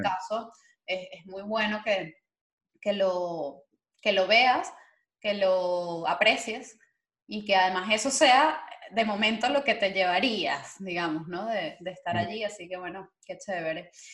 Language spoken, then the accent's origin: Spanish; Venezuela; moved away; nuestro país, a nuestra, bueno, Venezuela